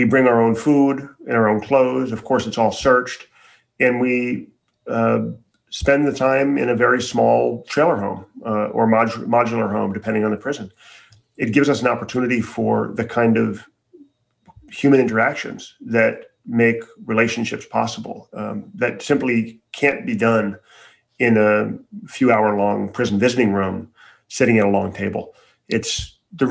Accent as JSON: {"language": "English", "town": "Chicago", "region": "Illinois", "country": "United States", "tie": "born or raised there", "said": "I grew up in Chicago for the most part."}